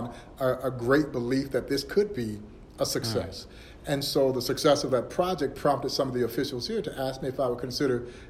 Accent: Crawfordville, Georgia, United States; moved away as an adult; also born or lived in Kansas City area; now in Kansas City, United States; born and raised in Georgia, a small town called Crawfordville, Georgia

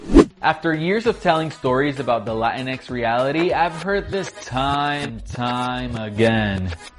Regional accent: Puerto Rico; Growing up in Puerto Rico

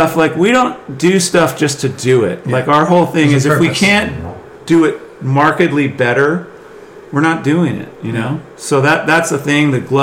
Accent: Northeast, United States; Like the guys, like the waves that we grew up riding in the Northeast, like it's no joke

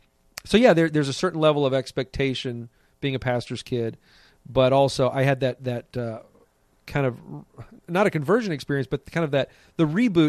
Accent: Columbus, Ohio, United States; also born or lived in Anderson, Indiana; I actually ended up going to school there in Indiana, but grew up most of my childhood in Columbus, Ohio.

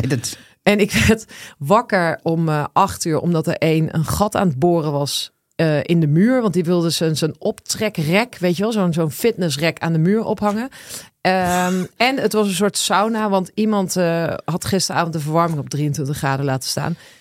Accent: Twente, Overijssel, Netherlands; moved away; Ik ben opgegroeid in Twente

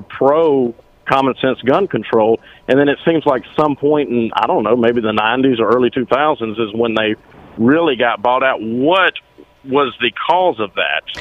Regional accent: Alabama, United States; I'm from Alabama

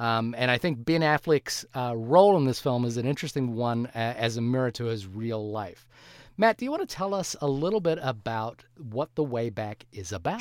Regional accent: New Zealand; I am a New Zealander

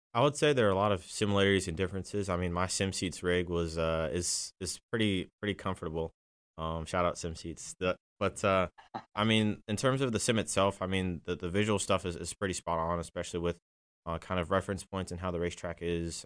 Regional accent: Washington, District of Columbia, United States; also born or lived in Atlanta, Georgia; I grew up in DC

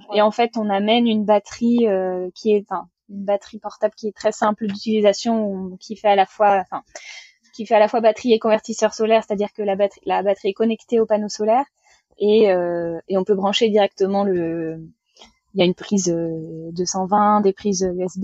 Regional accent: Vendée, Pays de la Loire, France; je suis originaire de Vendée, donc euh, dans l'ouest de la France

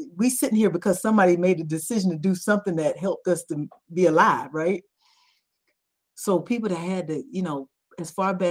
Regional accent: Georgia, United States; I'm from Georgia, I'm a peach through and through

